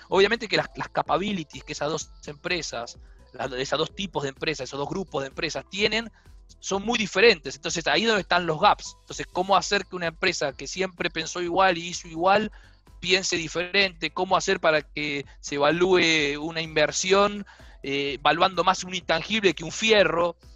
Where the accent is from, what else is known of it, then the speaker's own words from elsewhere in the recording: Argentina; moved away as an adult; also born or lived in Minneapolis / Brazil; soy argentino